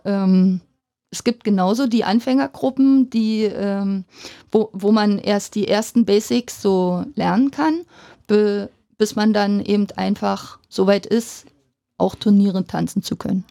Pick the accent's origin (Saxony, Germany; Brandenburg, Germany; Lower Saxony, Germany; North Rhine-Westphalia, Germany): Brandenburg, Germany; Finsterwalde; also born or lived in Munich; now in Cottbus, Germany; bin aus Finsterwalde, habe in Finsterwalde mein Abi gemacht